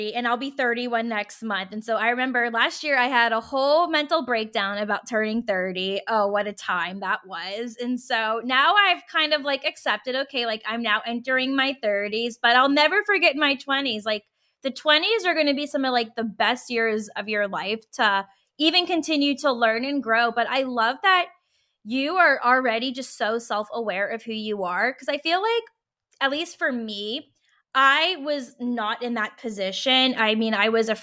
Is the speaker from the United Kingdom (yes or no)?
no; Virginia, United States; I was in Virginia and I'm from Virginia.